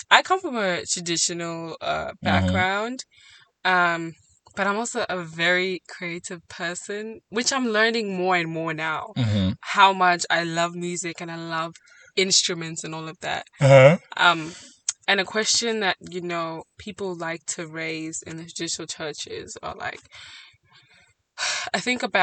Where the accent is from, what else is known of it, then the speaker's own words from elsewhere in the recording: South Africa; I grew up in South Africa